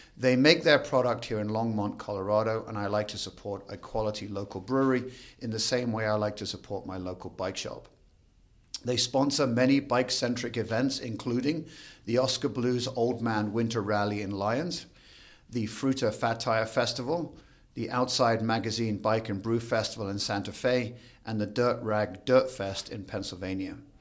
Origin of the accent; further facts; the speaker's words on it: Crantock, South West England, United Kingdom; moved away as an adult; now in Denver, United States; I'm from a tiny cr, village called Crantock, which is down in the southwestern part o, of the U K.